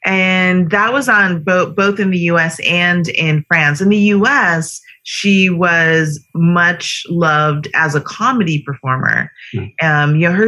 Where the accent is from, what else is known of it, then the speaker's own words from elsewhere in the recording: Florida, United States; also born or lived in Kingston, Jamaica; I was born in Kingston, Jamaica in the early 70s. And my family, I migrated with my parents in, I think that must have been 1981, about 40 years ago. Grew up in Florida